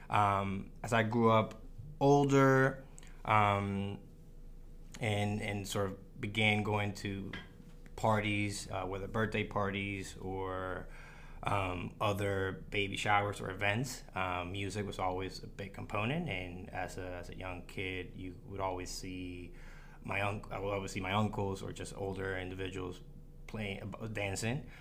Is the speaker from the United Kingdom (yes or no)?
no; Dominican Republic; also born or lived in Puerto Rico; culturally, I identify as Dominican. I was born in Puerto Rico, uh, but culturally grew up between the DR and the Dominican and the, uh, the DR and Puerto Rico.